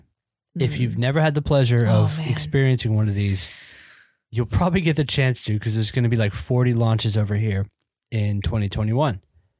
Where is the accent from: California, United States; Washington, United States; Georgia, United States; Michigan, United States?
Georgia, United States; also born or lived in Phoenix, United States; I grew up in Georgia, so nope. And when I wasn't in Georgia, I lived in Phoenix.